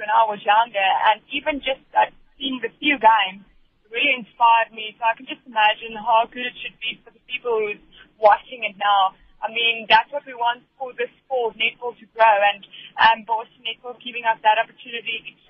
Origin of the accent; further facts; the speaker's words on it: South Africa; I think one thing we really needed as South African netball players is to get that exposure